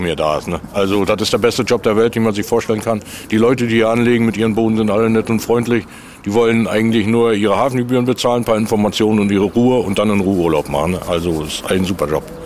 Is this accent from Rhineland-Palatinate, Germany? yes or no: no; Ueckermünde, Mecklenburg-Vorpommern, Germany; als Junge, ich bin hier in Neckarmünde geboren